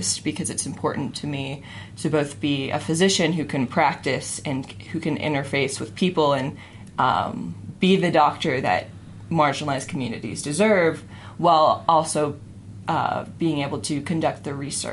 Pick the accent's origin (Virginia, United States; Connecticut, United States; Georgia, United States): Georgia, United States; Forsyth County, metro Atlanta; moved away as an adult; now in Salt Lake City, United States; I was metro Atlanta. I was the epitome of the suburbs.